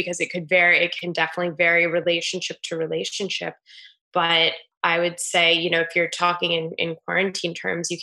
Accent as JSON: {"language": "English", "region": "Maryland", "country": "United States", "also_born_or_lived": "New York City / Paris", "moved": "as an adult", "lives_now": "New York, United States", "said": "I'm 32 years old and I'm from Maryland. I've been in New York a total of 10 years now, though"}